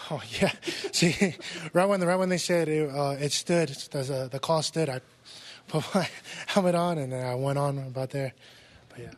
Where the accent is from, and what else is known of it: West Valley City, Utah, United States